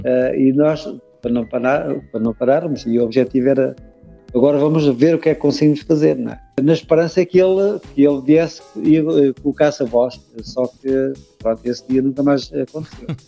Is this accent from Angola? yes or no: no; Leiria, Centro, Portugal; Nós somos de Leiria